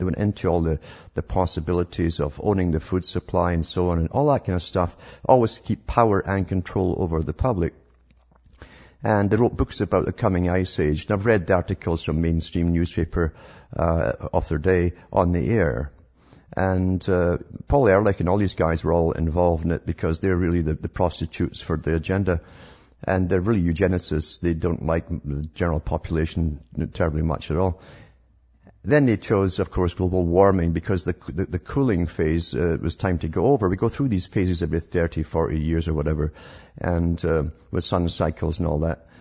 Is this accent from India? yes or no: no; United Kingdom; I grew up in Britain